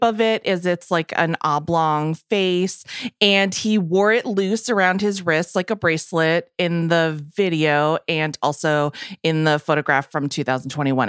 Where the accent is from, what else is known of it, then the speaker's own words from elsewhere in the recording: Massachusetts, United States; I'm from Massachusetts